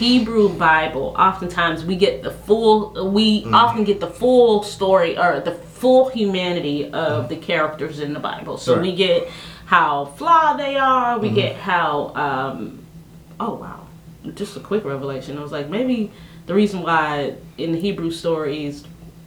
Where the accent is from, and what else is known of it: Haiti